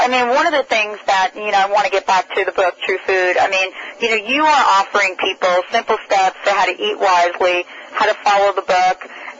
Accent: New York City, New York, United States; Even growing up in the Bronx, my grandfather had an herb garden.

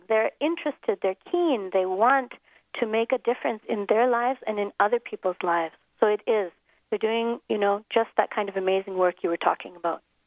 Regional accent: Minneapolis, Minnesota, United States; moved away as an adult; now in South Africa; an ordinary childhood in Minneapolis, growing up in the snow

